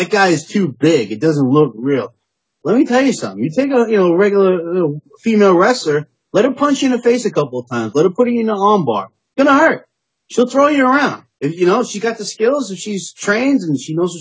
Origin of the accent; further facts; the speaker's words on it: New York City, New York, United States; Originally, I'm from Staten Island